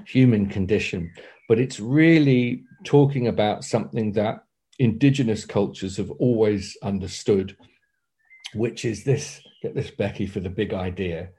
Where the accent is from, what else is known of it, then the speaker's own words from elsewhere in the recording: Torbay, South West England, United Kingdom; also born or lived in South Devon; I was born in Torbay nearby